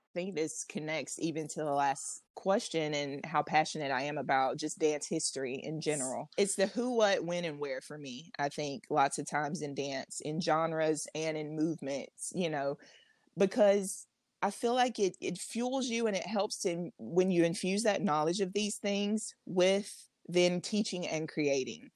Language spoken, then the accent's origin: English; Alabama, United States; I was born and raised in Alabama